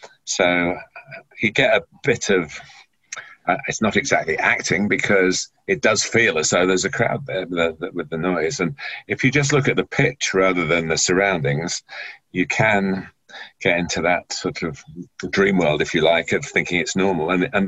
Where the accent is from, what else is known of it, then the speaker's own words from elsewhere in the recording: Chester, North West England, United Kingdom; born there; which is just up in the northwest of England, where my mother came from. I was born in Chester, but my dad came from down south.